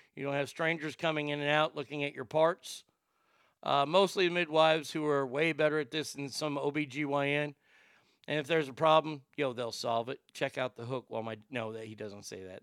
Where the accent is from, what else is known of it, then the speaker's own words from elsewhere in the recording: Texas, United States; as a Texan